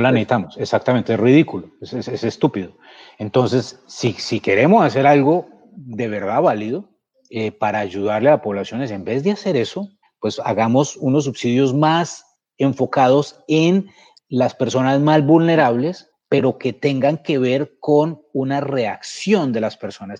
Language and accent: Spanish; Colombia; porque siento que es mi obligación como como colombiano y un colombiano que tuvo tanta suerte como yo